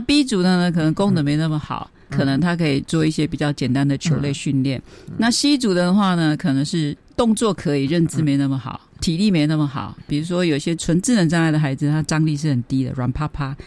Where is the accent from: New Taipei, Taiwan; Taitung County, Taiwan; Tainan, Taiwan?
Taitung County, Taiwan; Taitung; 我现在我们台东的圣母医院工作了两年。我的老板，一个修女，蔡修女，鼓励我出国的